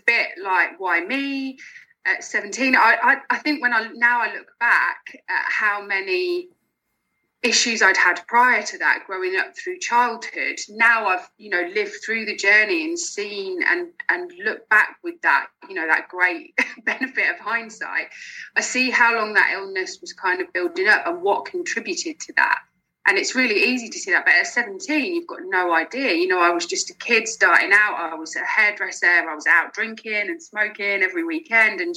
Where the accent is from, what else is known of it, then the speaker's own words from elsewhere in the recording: Lincolnshire near Peterborough, East Midlands, United Kingdom; moved away as an adult; now in Glasgow, United Kingdom; I'm originally from Lincolnshire near Peterborough. I moved up to Glasgow in March